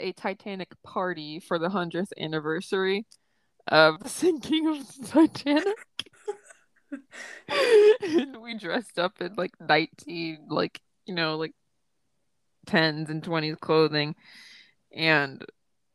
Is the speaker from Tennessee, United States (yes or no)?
yes; Tennessee, United States; I've born and raised in Tennessee, but I'm the only one, except for like my brother, that has spent their entire life here